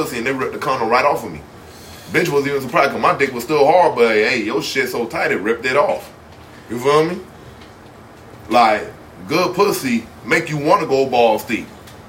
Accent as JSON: {"language": "English", "town": "Miami", "region": "Florida", "country": "United States", "said": "I'm from Miami"}